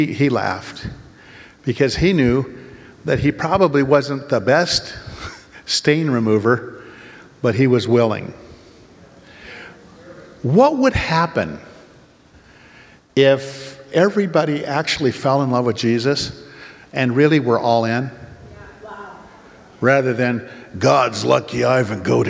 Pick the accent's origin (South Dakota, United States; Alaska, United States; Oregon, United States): Oregon, United States; we're from Oregon